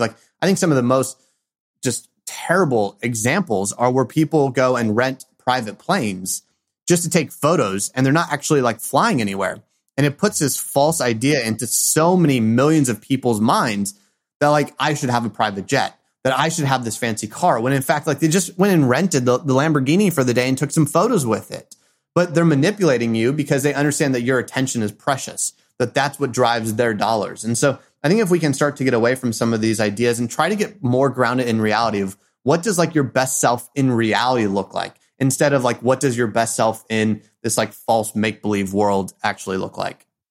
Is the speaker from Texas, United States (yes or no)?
yes; Houston, Texas, United States; I grew up in Houston, Texas, and it's in a little suburb called Kingwood